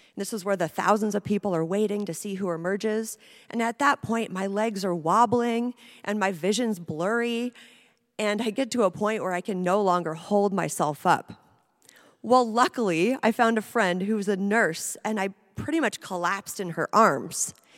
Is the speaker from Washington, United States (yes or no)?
yes; Seattle, Washington, United States; moved away as an adult; also born or lived in Alaska; I grew up in Seattle in the grunge era